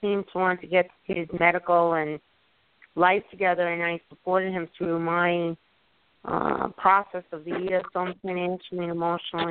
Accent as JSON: {"language": "English", "area": "Long Island", "region": "New York", "country": "United States", "lives_now": "upstate New York, United States", "said": "I'm originally from Long Island"}